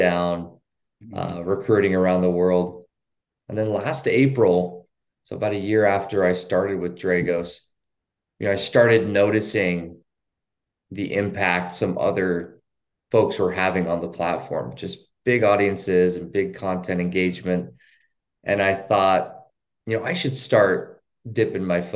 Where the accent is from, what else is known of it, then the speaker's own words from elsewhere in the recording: Idaho, United States; I work remotely from my hometown in Idaho.